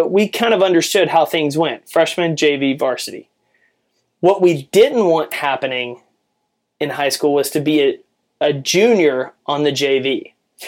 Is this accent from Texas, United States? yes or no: yes; Jacksonville, Texas, United States; I grew up in East Texas where football is king.